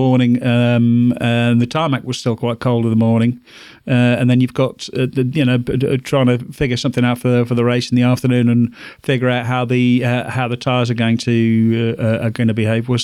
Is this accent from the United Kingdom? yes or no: yes; England, United Kingdom; as we fine Englishmen like to say